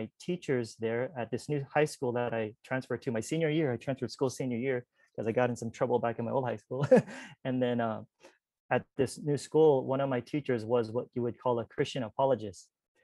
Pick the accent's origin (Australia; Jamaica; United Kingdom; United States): United States; California; I'm from Cali